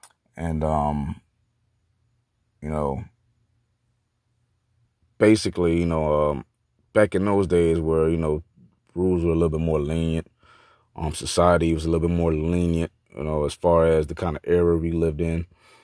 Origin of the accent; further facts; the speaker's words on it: Opa-locka, Florida, United States; also born or lived in Miami; I'm a Jamaican and Cuban mix, born out of Jackson Memorial Hospital in Miami, Florida, raised in Opa-locka.